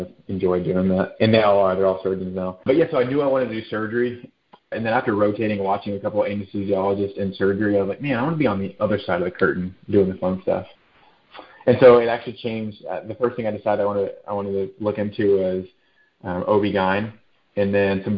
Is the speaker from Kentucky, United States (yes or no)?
no; Dallas, Texas, United States; moved away as an adult; also born or lived in Provo, Utah / Georgia; now in San Antonio, United States; I grew up in Dallas, a Texas boy